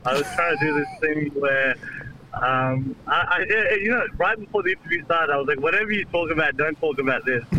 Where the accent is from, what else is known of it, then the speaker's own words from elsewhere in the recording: India; now in Central Coast, Australia; I'm from India.